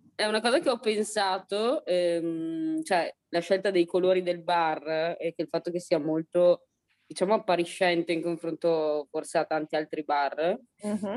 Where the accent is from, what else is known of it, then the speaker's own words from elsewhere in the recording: Italy; io ho sempre vissuto qua, sono nata a San Zeno